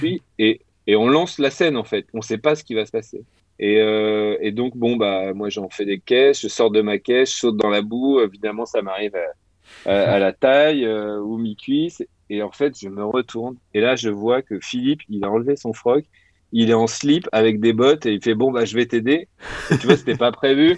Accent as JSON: {"language": "French", "town": "Tarbes", "region": "Occitania", "country": "France", "tie": "born or raised there", "moved": "yes", "lives_now": "Paris, France", "said": "il habitait dans la rue où je suis né, parce que je suis né à Tarbes"}